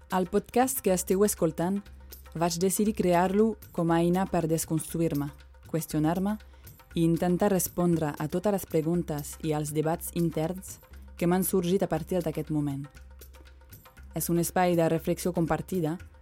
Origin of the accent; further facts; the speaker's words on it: France; moved away; Tinc 34 anys, sóc francesa, mare, blanca i feminista